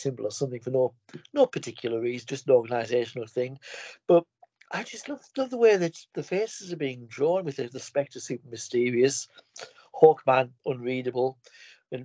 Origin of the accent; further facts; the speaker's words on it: United Kingdom; I'm a Brit